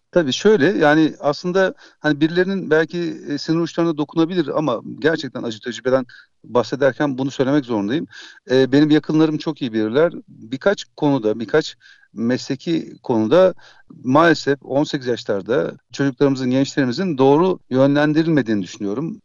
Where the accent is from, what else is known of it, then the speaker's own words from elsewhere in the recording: İzmir, Turkey; İzmir doğumluyum ve İzmir'de yaşıyorum